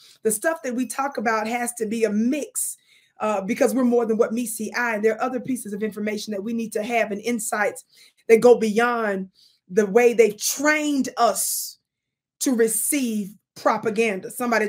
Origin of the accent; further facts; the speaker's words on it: Mississippi, United States; accent: Mississippi; I hope I pronounced that right with my Mississippi accent